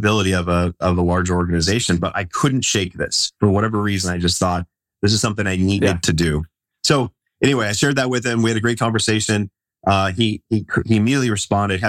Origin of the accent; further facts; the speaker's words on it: Las Vegas, Nevada, United States; So I grew up in Las Vegas, and I grew up right near the Air Force base